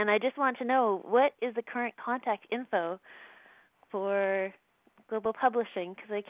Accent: near Vancouver, British Columbia, Canada; also born or lived in Florida; Yep, near Vancouver

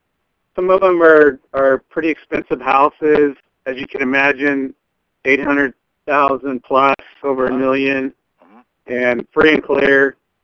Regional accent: California, United States; Near the coast by Santa Cruz.

